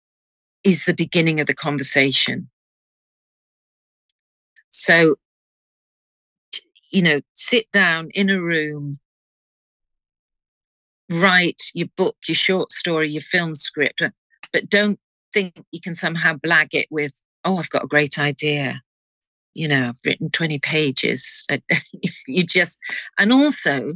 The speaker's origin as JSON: {"language": "English", "town": "Liverpool", "region": "North West England", "country": "United Kingdom", "tie": "born or raised there", "said": "my hometown of Liverpool"}